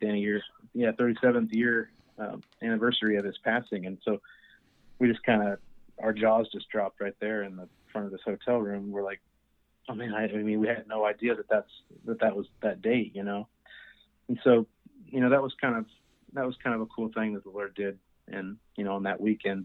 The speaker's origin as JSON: {"language": "English", "town": "Emporia", "region": "Kansas", "country": "United States", "tie": "born or raised there", "said": "I was born and raised in Kansas, a small town in between Kansas City and Wichita, uh, called Emporia"}